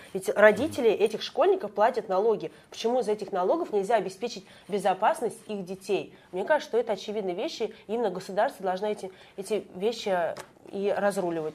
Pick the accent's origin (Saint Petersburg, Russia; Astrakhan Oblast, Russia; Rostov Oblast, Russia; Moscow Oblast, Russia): Moscow Oblast, Russia; я знала другие школы э, в нашем городе, я и сама из Подмосковья